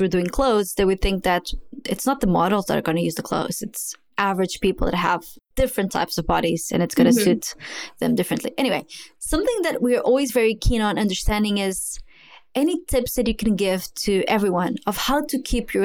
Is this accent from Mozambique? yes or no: yes; Mozambique; moved away; also born or lived in Angola; I was born in Mozambique, and I lived a lot of my life in Mozambique and also a few good years in Angola.